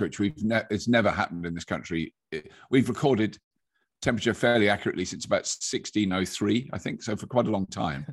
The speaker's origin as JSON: {"language": "English", "country": "United Kingdom", "said": "British people are generally, have got an ear for an accent just because of the way, where, where we've grown up"}